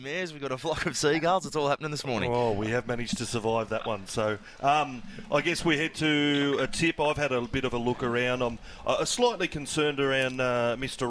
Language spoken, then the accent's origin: English; Wagga Wagga, New South Wales, Australia; now in Wollongong, Australia; I drove back to the country, back to my hometown of Wagga